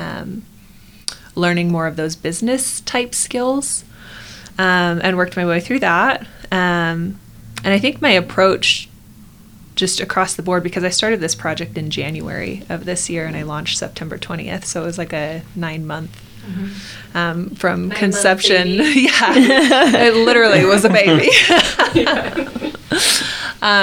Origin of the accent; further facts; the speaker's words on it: Arizona, United States; now in Utah, United States; I grew up in Arizona where the water is disgusting